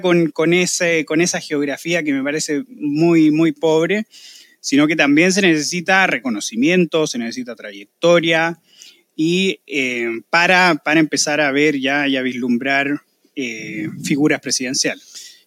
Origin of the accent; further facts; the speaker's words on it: Chile; nosotros los chilenos